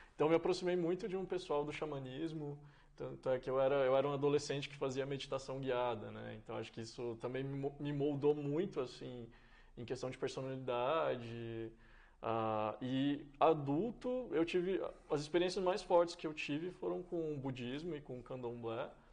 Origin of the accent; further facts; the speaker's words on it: Serra da Saudade, Minas Gerais, Brazil; moved away as an adult; also born or lived in São Paulo; A, a minha personalidade está muito conectada com o, o que é nascer, crescer e viver no interior. Ah, especialmente no, no, interior de Minas e especialmente aquela região de onde eu sou, né? Que é o Triângulo Mineiro, o Alto Paranaíba